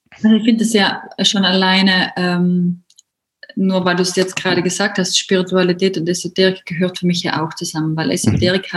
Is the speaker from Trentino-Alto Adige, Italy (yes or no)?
yes; South Tyrol, Trentino-Alto Adige, Italy; herkommen durch aus Südtirol.